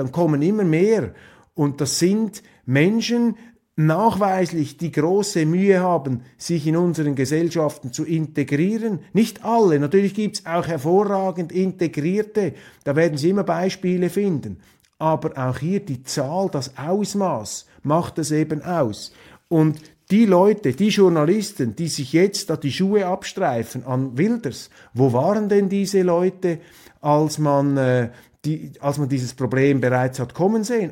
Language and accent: German; Switzerland; die Schweizer, sie werden immer wieder unterschätzt. Und das hat auch mit unserem Akzent zu tun